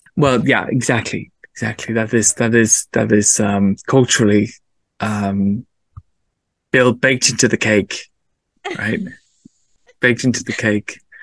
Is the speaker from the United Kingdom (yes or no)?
yes; England, United Kingdom; being an English person